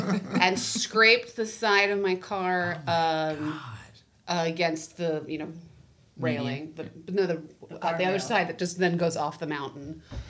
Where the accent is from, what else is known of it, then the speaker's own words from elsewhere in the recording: Hawaii, United States; moved away; also born or lived in Portland / Los Angeles; I'm not used to driving in snow because I grew up in Hawaii.